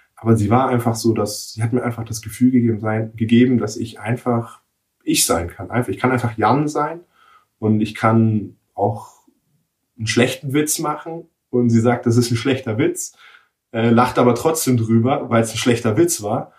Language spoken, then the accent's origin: German; Nuremberg, Bavaria, Germany; ich bin gebürtiger Nürnberger